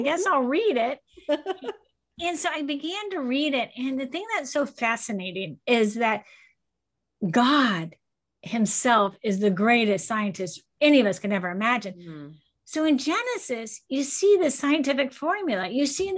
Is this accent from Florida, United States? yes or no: yes; Cocoa Beach, Florida, United States; I grew up in Cocoa Beach, Florida